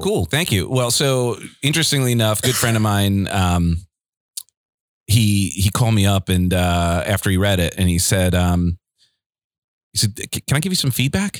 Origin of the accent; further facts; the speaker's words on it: Garden City, United States; moved away; growing up in Garden City, it's a beautiful town